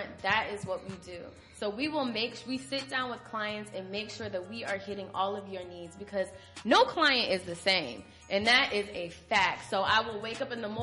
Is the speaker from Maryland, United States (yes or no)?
no; Virginia, United States; I'm from Virginia.